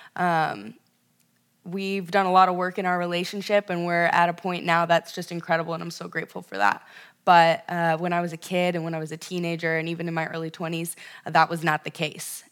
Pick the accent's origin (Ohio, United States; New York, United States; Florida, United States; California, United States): California, United States; Ventura; moved away as an adult; now in Chicago, United States; specifically Ventura, California, um, Central Coast, uh, just north of Malibu